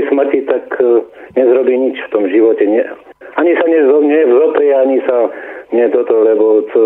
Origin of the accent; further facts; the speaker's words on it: Slovakia; also born or lived in Námestovo; A preto sme my Slováci takí